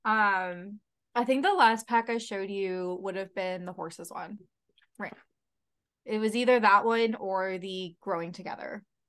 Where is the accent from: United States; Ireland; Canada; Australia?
Canada; London, Ontario; I was born in London, Ontario